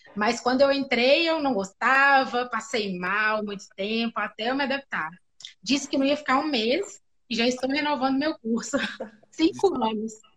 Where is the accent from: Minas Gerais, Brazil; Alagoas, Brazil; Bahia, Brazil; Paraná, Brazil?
Minas Gerais, Brazil; interior of; eu sou de Minas, né? Sou do interior de Minas